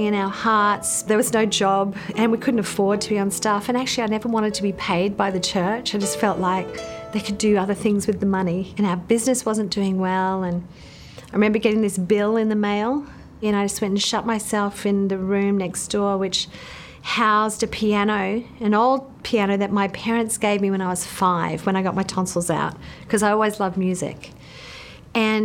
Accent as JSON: {"language": "English", "region": "Queensland", "country": "Australia", "tie": "born or raised there", "moved": "yes", "lives_now": "Central Coast, Australia", "said": "I grew up in Queensland in Australia, the eldest of four kids"}